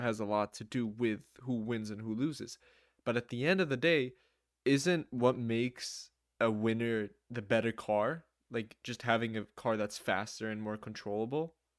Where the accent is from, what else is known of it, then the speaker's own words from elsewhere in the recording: New Jersey, United States; I am from the United States, from Jersey, to be more specific.